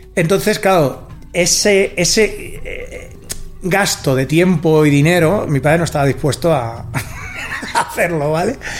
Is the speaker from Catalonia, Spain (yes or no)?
yes; Rubí, Catalonia, Spain; soy de Rubí, de una ciudad del Vallés, occidental, pero eh, mi casa está en una urbanización a 15 minutos andando del centro, la casa de mis padres